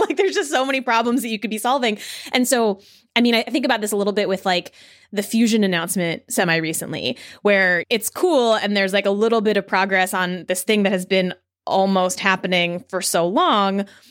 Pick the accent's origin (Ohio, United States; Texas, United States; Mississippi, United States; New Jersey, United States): New Jersey, United States; also born or lived in New York City; now in Berkeley, United States; I come from New York City, I'm originally from New Jersey